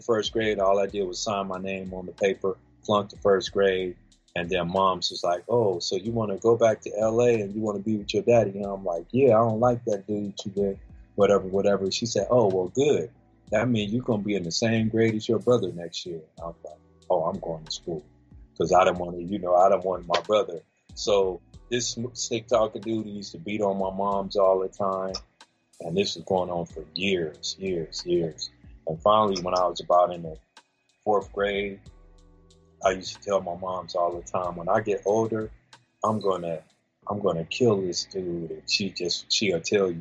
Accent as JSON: {"language": "English", "town": "Las Vegas", "region": "Nevada", "country": "United States", "tie": "born or raised there", "also_born_or_lived": "California", "said": "I'm from California originally. I moved out here to Vegas when I was 5 years old."}